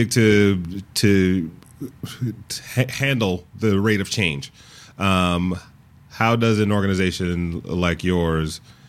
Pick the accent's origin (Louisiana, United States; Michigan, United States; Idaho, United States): Michigan, United States; Detroit; Thank you. My hometown.